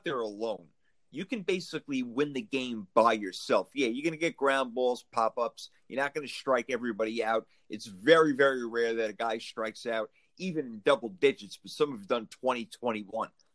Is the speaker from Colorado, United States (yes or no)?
no; New York, United States; I'm from New York